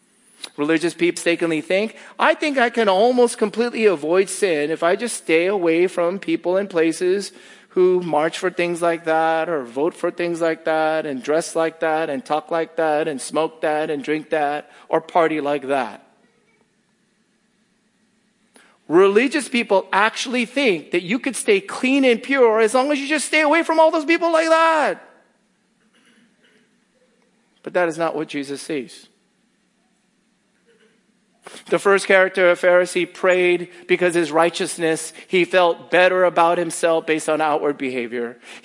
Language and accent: English; Northeast, United States; well, I'm from the Northeast. The Northeast is better than here.